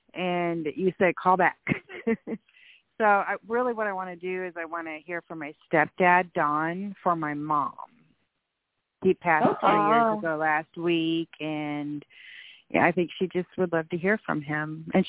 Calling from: Iowa, United States; from Iowa.

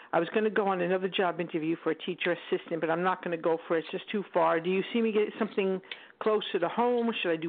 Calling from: Long Island, New York, United States; I'm calling from Long Island

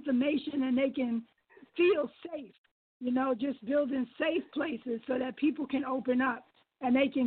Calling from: Frederick, Maryland, United States; I'm calling from Frederick, Maryland

